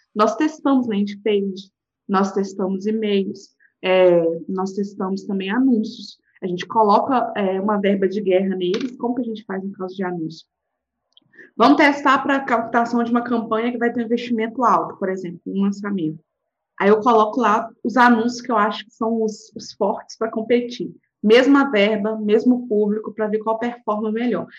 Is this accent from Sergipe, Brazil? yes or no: no; Minas Gerais, Brazil; accent: mineirês; eu sou mineira